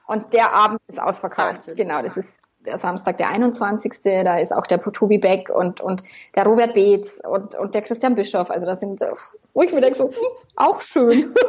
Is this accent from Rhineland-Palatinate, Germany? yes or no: no; Bavaria, Germany; accent: Bavarian; ich darf einmal wirklich bayerisch